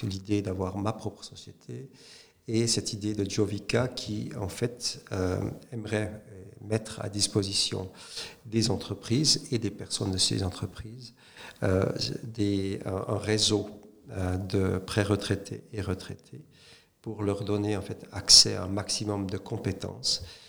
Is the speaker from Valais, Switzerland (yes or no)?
no; Saint-Aubin, Neuchâtel, Switzerland; also born or lived in St. Gallen / Hong Kong; je suis euh, neuchâtelois, euh, donc né à Neuchâtel, auprès de Neuchâtel, à Saint-Aubin, en 1968